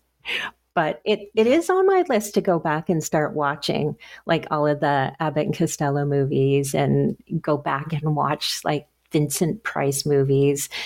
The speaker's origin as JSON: {"language": "English", "region": "Nova Scotia", "country": "Canada", "said": "I'm from Nova Scotia"}